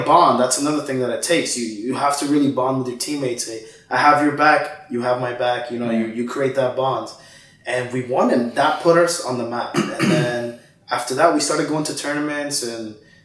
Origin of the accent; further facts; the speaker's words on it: Miami, Florida, United States; also born or lived in Guatemala; I'm from Guatemala, but I came to the United States when I was 4 and pretty much grew up here in Miami, lived Miami my whole life